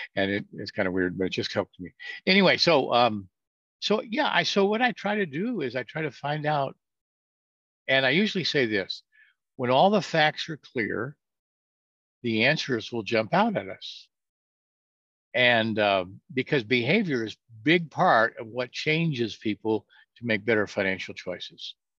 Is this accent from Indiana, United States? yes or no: no; California, United States; moved away as an adult; also born or lived in Norfolk, Virginia; I'm from California